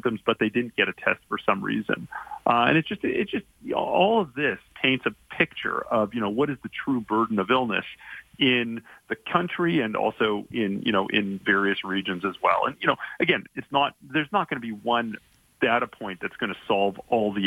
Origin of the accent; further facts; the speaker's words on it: Calgary, Alberta, Canada; now in Toronto, Canada; I'm calling you from downtown Toronto, but I'm from Calgary originally, and I grew up there, and I'm obviously still very proud to have Alberta roots.